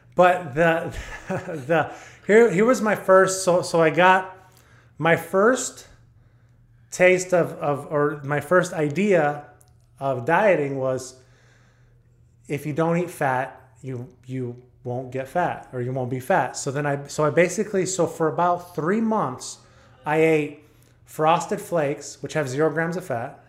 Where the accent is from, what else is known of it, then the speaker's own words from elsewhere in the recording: Texas, United States; also born or lived in El Paso; I grew up in Texas